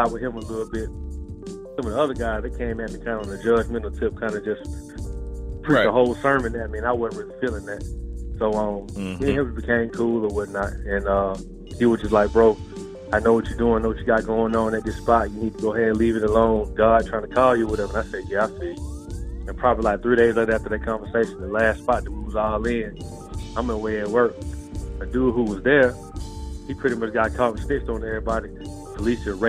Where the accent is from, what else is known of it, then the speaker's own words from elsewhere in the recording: Decatur, Georgia, United States; I grew up in Decatur, Georgia, east side of Atlanta